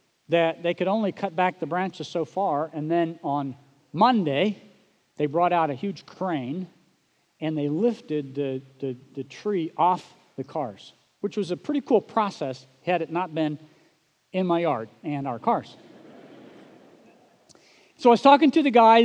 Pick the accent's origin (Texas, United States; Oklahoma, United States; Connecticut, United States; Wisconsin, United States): Oklahoma, United States; moved away; growing up in Oklahoma